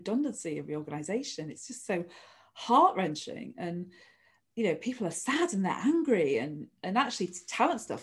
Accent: near Manchester Airport, North West England, United Kingdom; I grew up near Manchester Airport

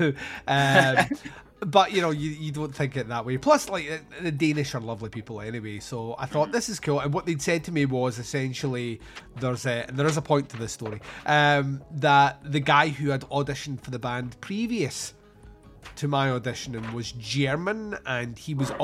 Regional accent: Scotland, United Kingdom; I'm from Scotland

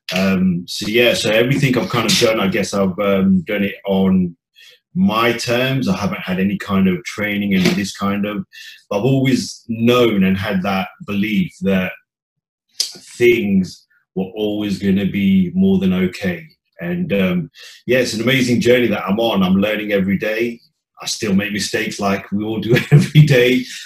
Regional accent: Leicester, East Midlands, United Kingdom; I was born and bred in the Midlands, Leicester

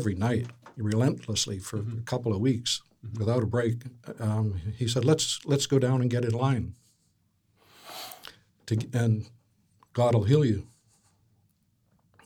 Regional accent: Vancouver, British Columbia, Canada; I grew up in Vancouver

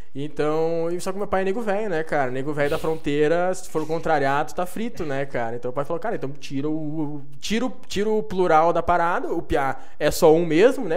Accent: Santo Antônio das Missões, Rio Grande do Sul, Brazil; now in Passo Fundo, Brazil; eu nasci aqui perto da Argentina, Santo Antônio das Missões, que é entre São Borja

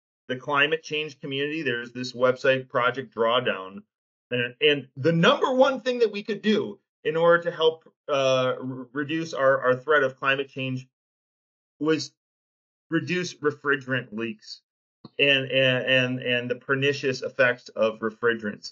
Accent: Detroit, Michigan, United States; I grew up being a U of M fan here in Metro Detroit

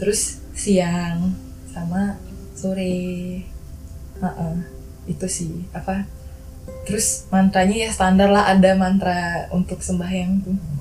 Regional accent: Bali, Indonesia; moved away as an adult; now in Yogyakarta, Indonesia; aku selama tinggal di Bali dari kecil sampai besar tinggal di Bali

